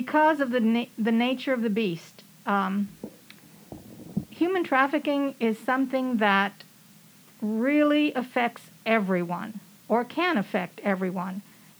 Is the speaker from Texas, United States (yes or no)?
yes; San Antonio, Texas, United States; moved away as an adult; also born or lived in Houston / Austin; I moved here from Houston, but I was born and raised in San Antonio.